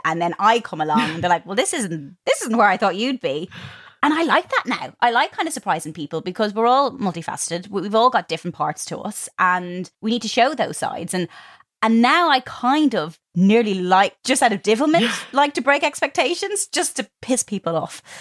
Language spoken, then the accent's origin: English; Ireland; moved away; growing up in Ireland